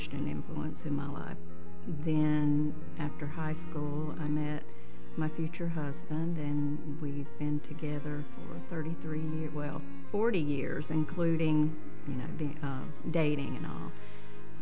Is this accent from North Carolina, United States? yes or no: yes; Stony Point, North Carolina, United States; I grew up in Stony Point, North Carolina, which is a very small town on the other side of Statesville